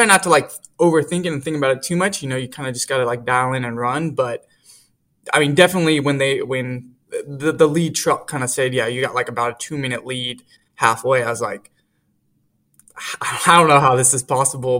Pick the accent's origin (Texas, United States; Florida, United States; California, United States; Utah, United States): California, United States; Fresno; growing up in Fresno, the state championship meet for high schools and community college actually is at Woodward Park here in Fresno, and it's literally across the street from where I live.